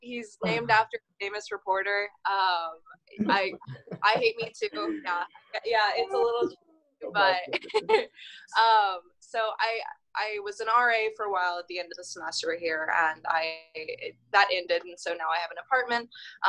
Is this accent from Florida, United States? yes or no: no; Hawaii, United States; now in Kansas City, United States; So I'm not a Kansas City native. I'm originally from Hawaii, a military brat. So I've lived all over the country and somehow found myself living in Kansas City.